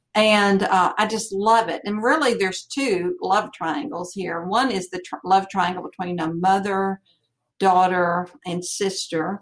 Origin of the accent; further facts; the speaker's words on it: Franklin, United States; I'm from Franklin